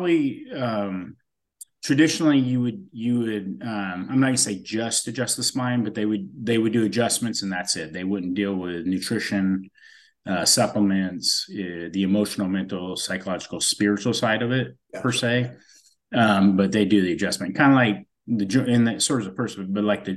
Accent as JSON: {"language": "English", "region": "California", "country": "United States", "tie": "born or raised there", "also_born_or_lived": "Fontana, California", "said": "I was born in Fontana, California, but we moved north when I was about one"}